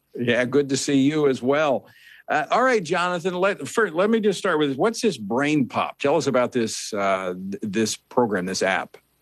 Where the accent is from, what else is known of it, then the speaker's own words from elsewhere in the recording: Oklahoma, United States; moved away; also born or lived in Louisiana; I grew up in Oklahoma